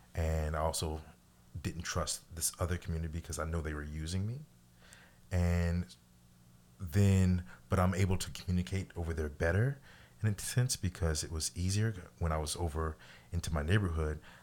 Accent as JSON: {"language": "English", "region": "Missouri", "country": "United States", "said": "I'm from Missouri"}